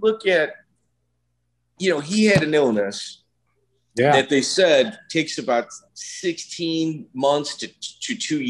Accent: Chicago, Illinois, United States; I'm from Chicago.

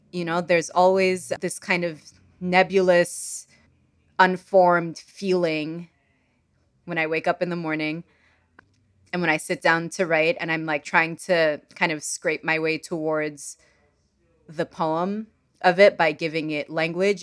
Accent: Sudan; English is a second language; moved away; I'm from Sudan

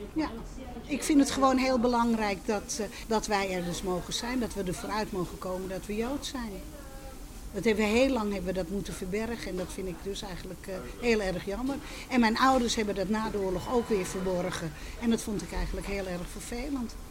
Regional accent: Amsterdam, North Holland, Netherlands; also born or lived in Westerbork; ik ben geboren in de Zwanenburgerstraat, dus midden in de Jodenbuurt

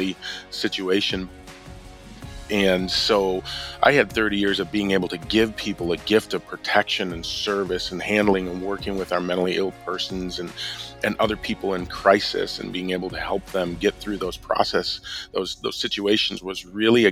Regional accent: Milwaukee, Wisconsin, United States; Well, I grew up in the suburbs of Milwaukee, so I'm a northerner, but I was born in Milwaukee

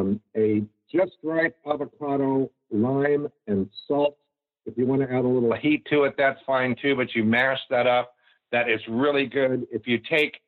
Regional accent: the South, United States; I grew up in the South

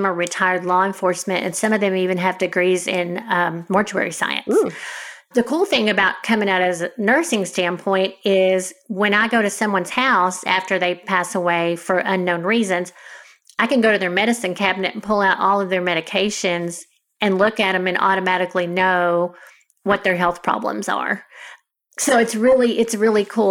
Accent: Denton, Texas, United States; also born or lived in Houston, Texas; I moved back to the area where I grew up in Denton, which is where I work now

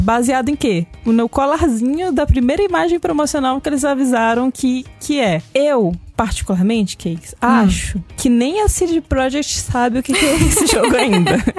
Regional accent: Brazil; nós, brasileiros

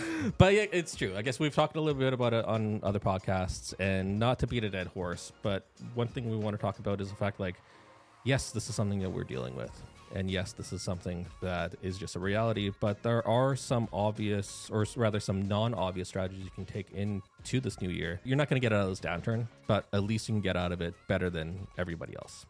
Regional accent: Canada; accent: Canadian; I'm a Canadian national. Uh, so that's why th-, this is what a Canadian accent actually sounds like

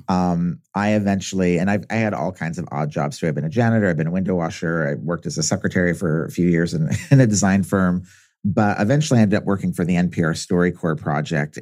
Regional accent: Southern California, United States; I grew up in Southern California

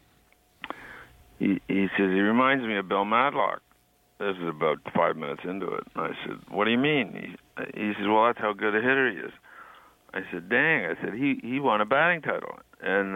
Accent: Kingston, Ontario, Canada; I grew up in Kingston

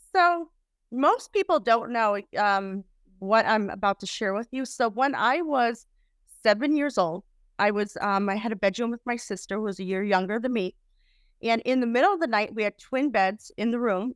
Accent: Chicago, Illinois, United States; I was raised in Chicago

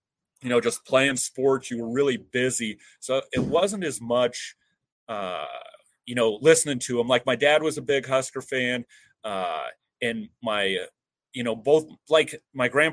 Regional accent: between Paxton and Sutherland, Nebraska, United States; also born or lived in Lincoln, Nebraska; I grew up on a farm outside of in between Paxton and Sutherland, Nebraska

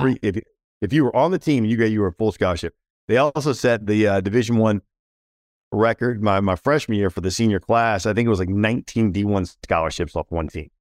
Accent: Washington, District of Columbia, United States; now in Charlotte, United States; grew up in and around the Washington, D C metro area

